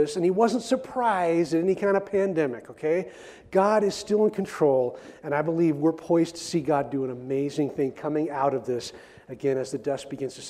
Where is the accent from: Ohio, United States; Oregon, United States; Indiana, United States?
Oregon, United States; I grew up in Oregon, and I grew up on a farm here in Oregon